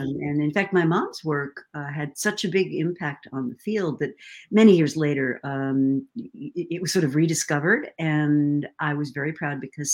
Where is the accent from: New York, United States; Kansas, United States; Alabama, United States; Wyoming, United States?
New York, United States; Rochester; also born or lived in New Haven, Connecticut; We moved the family from New Haven to the Rochester area because my dad took a job initially with Xerox and then with Kodak